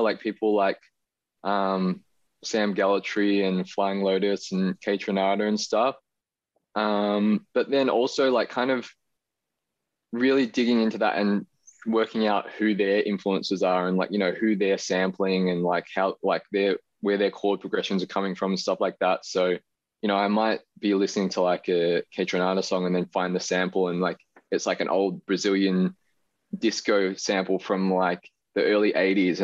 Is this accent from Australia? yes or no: yes; Australia; being Chinese Australian. It's just kind of like a bit of a visual representation of like how I feel and my experiences kind of growing up with a a Chinese background, but in a Western country